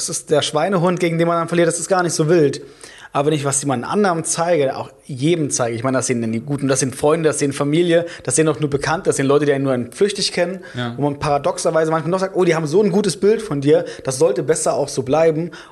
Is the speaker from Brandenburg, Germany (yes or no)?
yes; Brandenburg, Germany; also born or lived in Saxony; Nee, also so ursprünglich noch schlimmer aus Brandenburg.